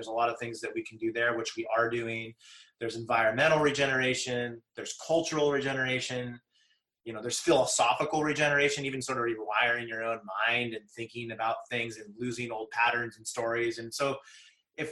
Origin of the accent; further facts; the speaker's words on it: Santa Cruz Mountains, California, United States; I definitely was privileged growing up in the Santa Cruz Mountains, the mountains of Silicon Valley.